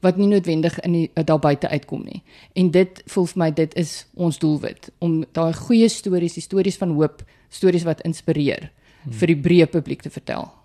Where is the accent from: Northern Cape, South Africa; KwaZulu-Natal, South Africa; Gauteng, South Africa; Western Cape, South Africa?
Northern Cape, South Africa; Putsonderwater; moved away; ek 'n boerling van put onder water is en ja, die plek bestaan werklik.